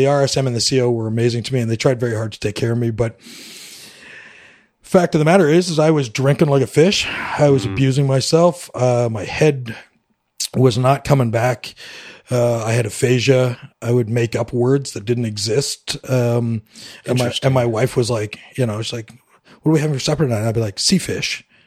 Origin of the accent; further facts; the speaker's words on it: West Coast of Canada, Vancouver Island, British Columbia, Canada; moved away as an adult; we moved out to the West Coast where I grew up in Canada and to Vancouver Island